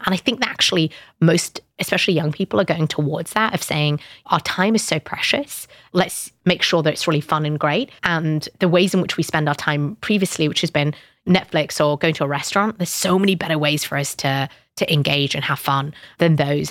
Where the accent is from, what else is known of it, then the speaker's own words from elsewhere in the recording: United Kingdom; I'm British Pakistani